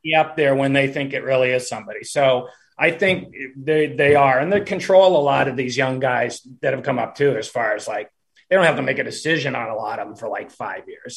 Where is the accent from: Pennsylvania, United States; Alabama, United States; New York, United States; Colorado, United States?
Pennsylvania, United States; Pittsburgh; also born or lived in California; Pittsburgh is my hometown, and so I kind of go back and forth between California and Pittsburgh.